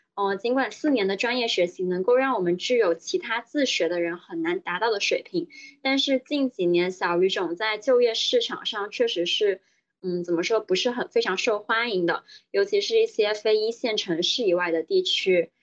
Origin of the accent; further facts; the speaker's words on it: Guangdong, China; moved away as an adult; now in Shanghai, China; 我是广东人，所以当时爸妈是认为觉得去北京太远了，而且他们更希望我留在广东省内